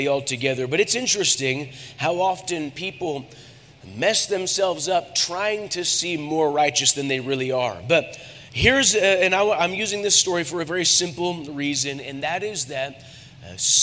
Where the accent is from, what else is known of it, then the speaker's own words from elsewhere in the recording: United States; I'm an American.